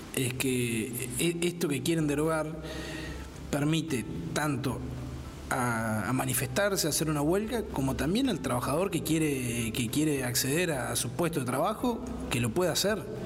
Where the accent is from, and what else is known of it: Uruguay